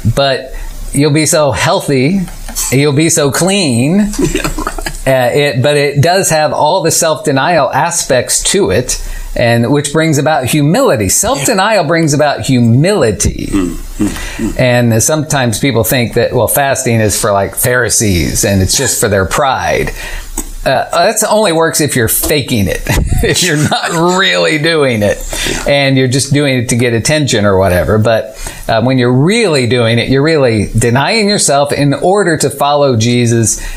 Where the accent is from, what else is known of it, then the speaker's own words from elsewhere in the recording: Illinois, United States; moved away as an adult; now in Tallahassee, United States; I moved from Illinois with my family, where I'd lived my whole life, moved to Tallahassee